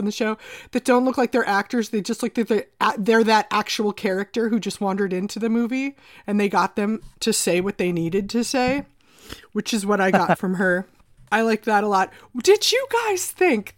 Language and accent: English; Minnesota, United States; As a Minnesotan